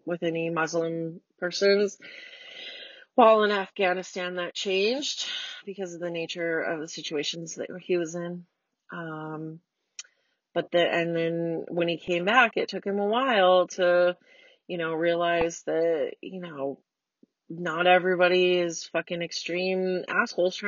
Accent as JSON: {"language": "English", "country": "United States", "said": "I'm already an American"}